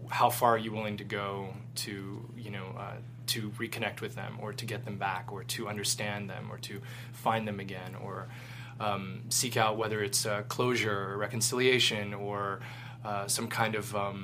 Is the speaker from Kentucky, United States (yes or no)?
yes; Louisville, Kentucky, United States; moved away as an adult; I got to shoot in my hometown of Louisville, Kentucky